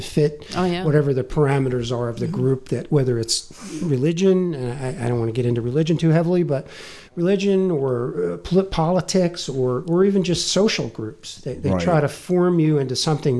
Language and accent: English; New Jersey, United States; accent: Jersey; I'm from Jersey